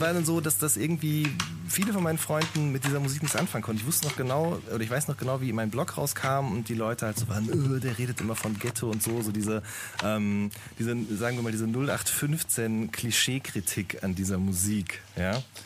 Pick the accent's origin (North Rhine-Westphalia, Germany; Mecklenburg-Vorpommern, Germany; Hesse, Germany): North Rhine-Westphalia, Germany; Hagen; ich komme aus Hagen